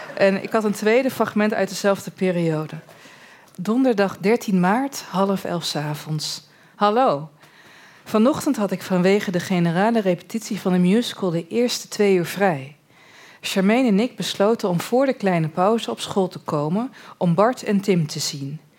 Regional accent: Borne, Overijssel, Netherlands; also born or lived in Almelo; ik kom dus uit Borne en ik zat in Almelo op een middelbare school

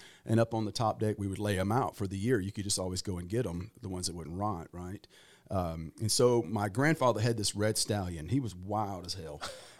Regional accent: Farmerville, Louisiana, United States; Well, when my buddies were out water skiing and enjoying themselves and fishing and bass fishing. It was like June or May or June. I was out in the pea patch picking purple hull peas.

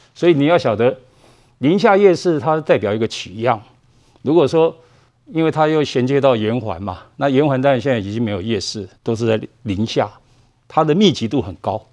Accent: Taipei, Taiwan; 我是万华长大，所以龙山国小毕业

